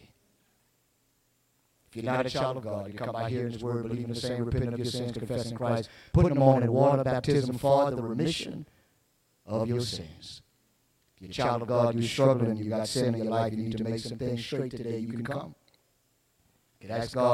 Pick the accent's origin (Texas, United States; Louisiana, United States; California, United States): Louisiana, United States; Ville Platte; I was growing up in Villeplatte